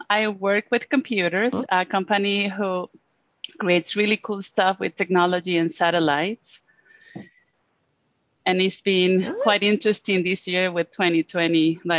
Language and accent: English; Venezuela; English is a second language; now in Boulder, United States; So I live in Boulder, Colorado. I was born in Venezuela. So you're going to notice an accent as I speak.